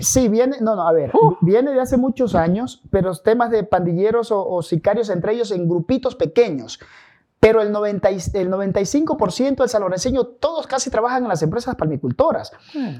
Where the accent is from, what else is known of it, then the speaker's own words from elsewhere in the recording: San Lorenzo, Esmeraldas, Ecuador; also born or lived in Calderón; now in Quito, Ecuador; yo soy de San Lorenzo de la Frontera